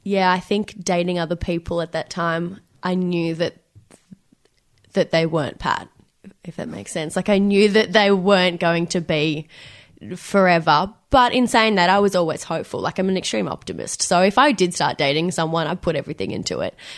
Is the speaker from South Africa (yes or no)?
no; Benalla, Victoria, Australia; moved away as an adult; now in Melbourne, Australia; I grew up in Melbourne until the age of nine, and then we decided that we are going to have a country change, and we moved to this tiny country town called Benalla. It's in northeast Victoria.